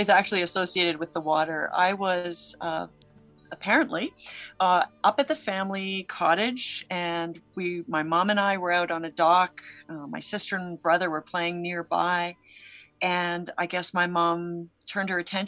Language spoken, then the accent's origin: English; Canada; I grew up in Canada